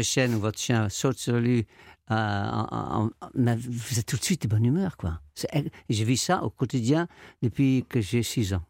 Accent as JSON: {"language": "French", "town": "Amsterdam", "region": "North Holland", "country": "Netherlands", "tie": "born or raised there", "moved": "yes", "said": "quand j'étais petit, j'habitais à Amsterdam, je suis néerlandais"}